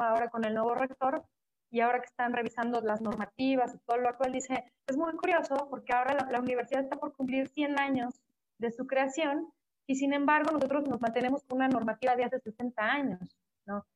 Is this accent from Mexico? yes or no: yes; Mexico; como pueblo mexicano, latino